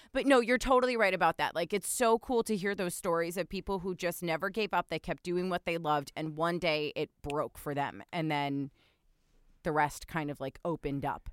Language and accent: English; New Jersey, United States; I grew up in New Jersey